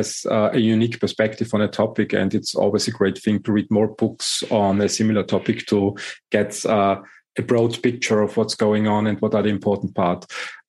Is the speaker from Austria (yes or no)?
yes; Austria; English is a second language; also born or lived in Germany; And living and growing up in Europe, Austria and Germany, I think the management style that evolved out of the German industry